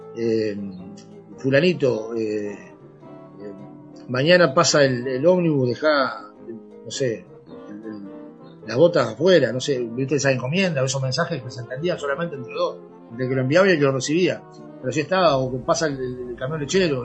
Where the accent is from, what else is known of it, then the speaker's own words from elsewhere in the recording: San José, Uruguay; yo soy de San José